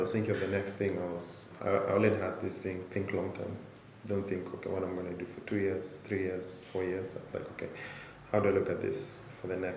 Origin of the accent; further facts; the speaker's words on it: Nairobi, Kenya; born and raised in Nairobi, grew up here, did primary and high school here